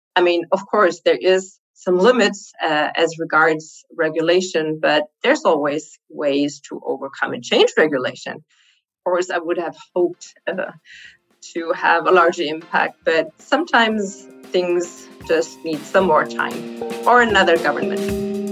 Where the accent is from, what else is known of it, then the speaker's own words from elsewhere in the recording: Germany; Germany is my home country